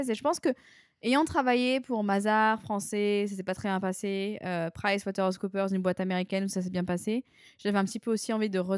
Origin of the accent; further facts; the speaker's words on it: New Caledonia; moved away as an adult; je suis partie de la Nouvelle-Calédonie en France.